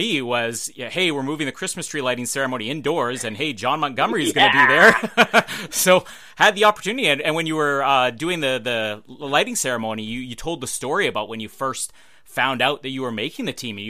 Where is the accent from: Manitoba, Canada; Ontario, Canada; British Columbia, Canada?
Manitoba, Canada; Winnipeg; you were here in my hometown, Winnipeg